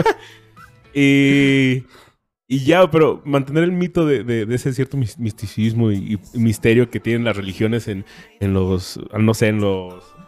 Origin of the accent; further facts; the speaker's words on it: Mexico; hay cosas que disfruto de ser mexicano